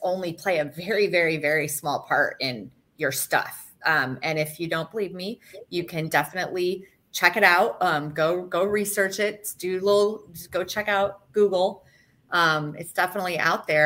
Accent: Michigan, United States; also born or lived in South Florida; now in Florida, United States; I grew up in Michigan, but I've been in Florida since 93, down in South Florida

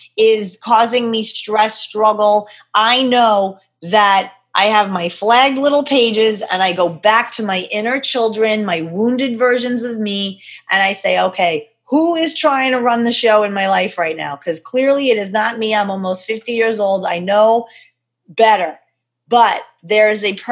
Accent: New York, United States; I'm a girl from New York

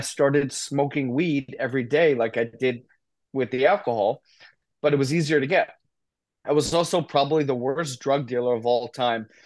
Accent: Short Hills, New Jersey, United States; also born or lived in Indiana; I grew up in North Jersey, Short Hills, New Jersey, great family

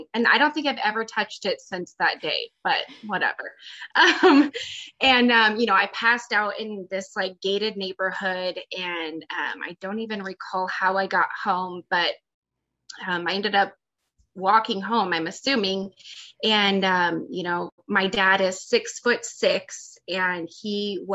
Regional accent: Phoenix, Arizona, United States; I grew up in a fairly affluent neighborhood in, it's called Ahwatukee. It's a suburb

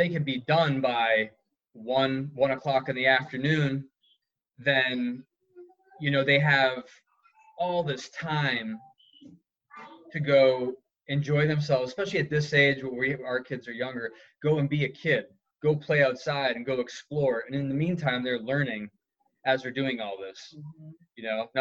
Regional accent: New England, United States; where I grew up in New England

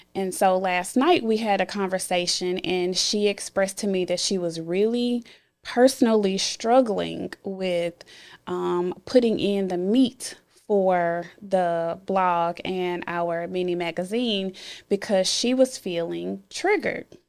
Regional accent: Memphis, Tennessee, United States; I am from Memphis and I grew up in the inner city part of Memphis.

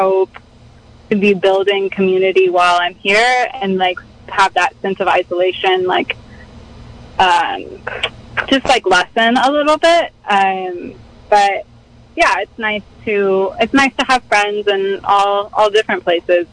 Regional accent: Dallas, Texas, United States; moved away; also born or lived in San Francisco; I grew up in Dallas, Texas

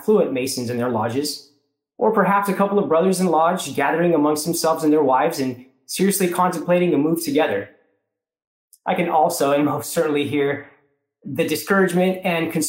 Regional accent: Sacramento, California, United States; also born or lived in Mount Vernon, Virginia; gathered in my hometown of Sacramento

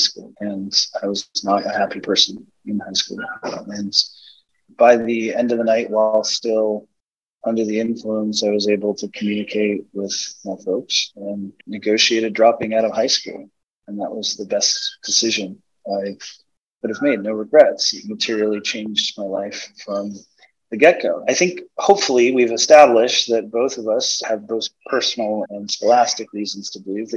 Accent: Portland, United States; I grew up in Portland.

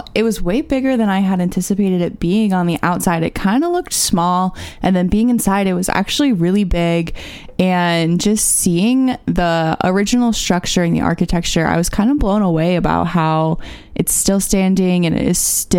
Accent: Florida, United States; I'm born and raised in Florida

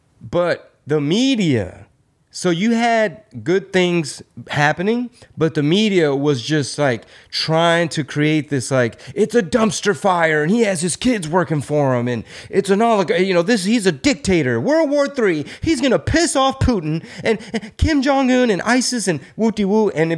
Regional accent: United States; you and I had the luxury of growing up in America with a different system.

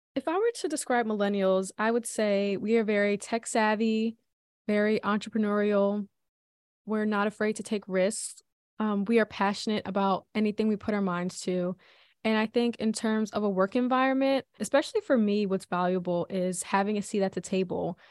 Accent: Philadelphia, Pennsylvania, United States; I was born and raised in Philly by two wonderful parents.

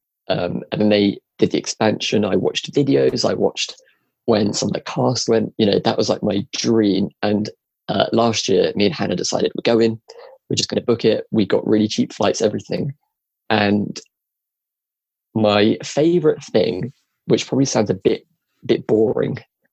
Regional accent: England, United Kingdom; we're from England

